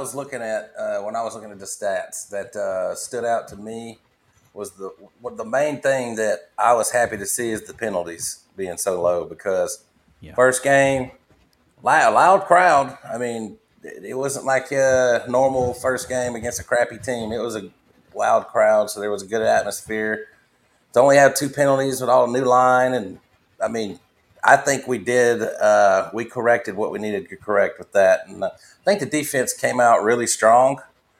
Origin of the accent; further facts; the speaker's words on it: Alabama, United States; we're from Alabama.